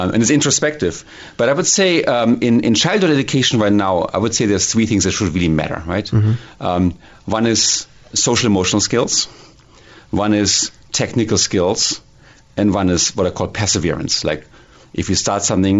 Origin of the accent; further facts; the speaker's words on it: Hildesheim, Lower Saxony, Germany; English is a second language; moved away as an adult; now in Silicon Valley, United States; Born and raised in Germany, 1967